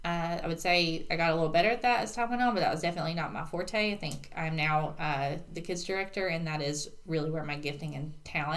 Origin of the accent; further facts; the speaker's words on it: United States; No, so I grew up around here. I'm also from Courtney, like you are.